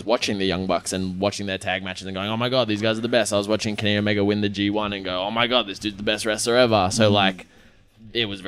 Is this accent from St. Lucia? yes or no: no; Australia; moved away as an adult; also born or lived in United Kingdom; now in Chicago, United States; growing up in Australia